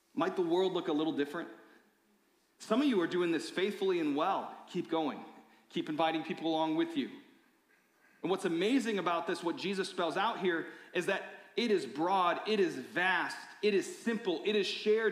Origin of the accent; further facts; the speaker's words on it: Michigan, United States; I grew up in Michigan